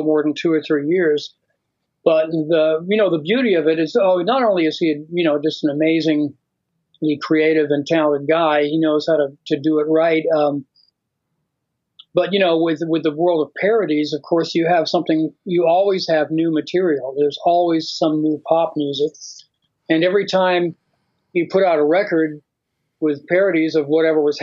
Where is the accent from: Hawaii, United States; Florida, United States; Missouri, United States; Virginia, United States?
Florida, United States; moved away as an adult; now in Los Angeles, United States; I grew up in Florida, and that's where I started playing music